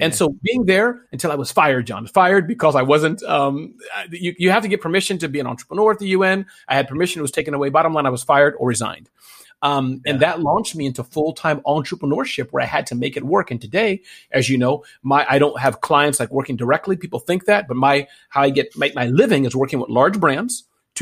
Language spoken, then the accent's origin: English; Midwest, United States; I was born in the Midwest, you know, to great parents, small little town, you know, cows just a few feet away, probably not on a farm, but, you know, Midwest, USA